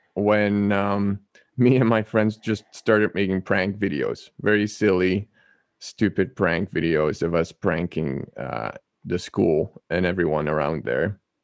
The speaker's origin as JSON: {"language": "English", "country": "Netherlands", "tie": "born or raised there", "said": "I was born and raised in the Netherlands"}